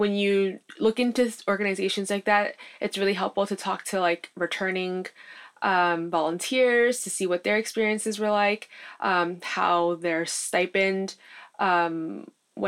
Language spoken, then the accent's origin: English; United States; being born and raised in the States